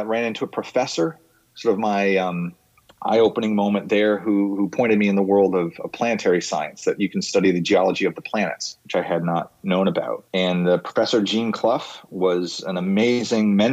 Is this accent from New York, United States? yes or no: yes; Bedford, New York, United States; moved away as an adult; now in Washington, D.C., United States; I grew up in Bedford, New York, Westchester County, about an hour north of New York City